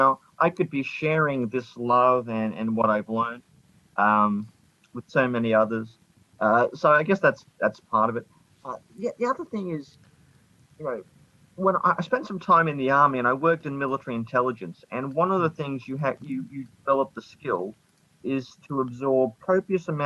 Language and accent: English; Australia; also born or lived in Scotland; I am Australian